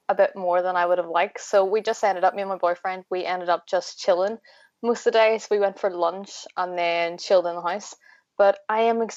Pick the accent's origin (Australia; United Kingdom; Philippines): United Kingdom; Belfast, Northern Ireland; I am from Belfast in Northern Ireland